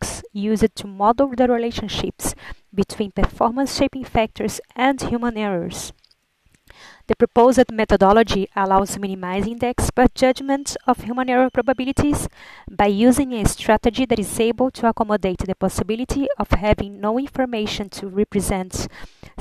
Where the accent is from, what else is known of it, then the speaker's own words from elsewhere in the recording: Brazil; moved away as an adult; also born or lived in Liverpool, United Kingdom; I'm from Brazil and study human reliability analysis